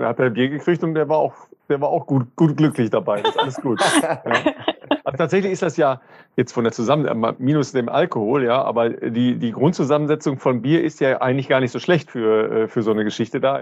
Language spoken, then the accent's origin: German; northern Ruhr area, North Rhine-Westphalia, Germany; now in Cologne, Germany; in meiner Heimat, äh, im nördlichen Ruhrgebiet